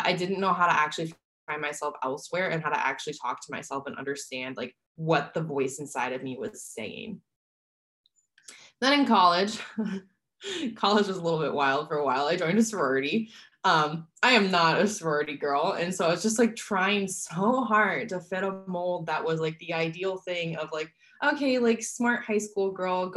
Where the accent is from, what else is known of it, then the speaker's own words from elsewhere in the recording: Midwest, United States; now in San Diego, United States; I grew up in the Midwest